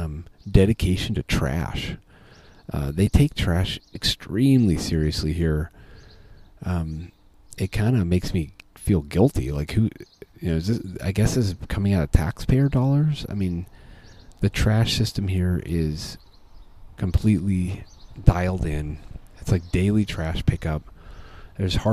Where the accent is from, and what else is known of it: United States